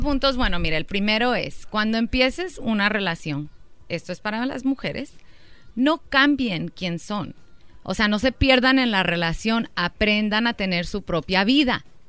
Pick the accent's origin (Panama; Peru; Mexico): Mexico; Durango; somos de Durango